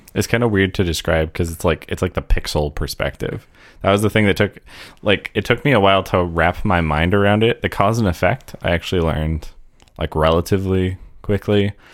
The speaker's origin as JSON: {"language": "English", "country": "United States", "said": "as an American"}